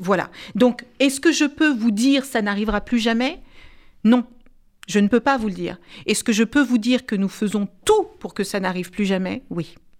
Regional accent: France; je suis française

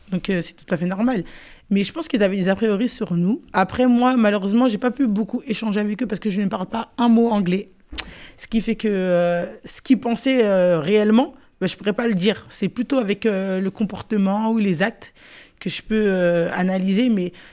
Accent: Garges-lès-Gonesse, Île-de-France, France; Je viens de Garges.

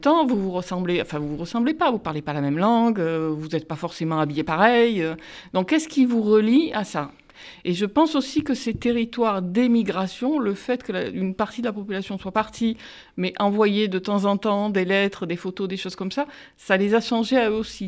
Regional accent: Marseille, Provence-Alpes-Côte d'Azur, France; je suis d'origine italienne, j'ai grandi à Marseille, dans les quartiers nord

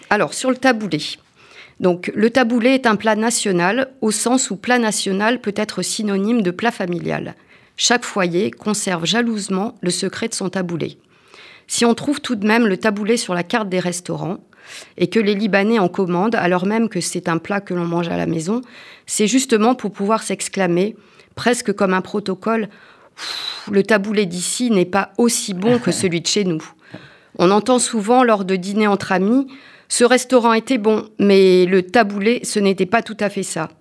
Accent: Auvergne-Rhône-Alpes, France; je suis auvergnat, j'adore le saucisson et l'aligot

